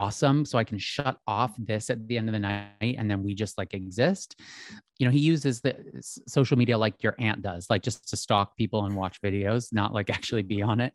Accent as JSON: {"language": "English", "area": "outside of Philadelphia", "region": "Pennsylvania", "country": "United States", "said": "I'm from Philadelphia originally. Well, I'm from outside of Philadelphia on, like, a little, in a very small little town."}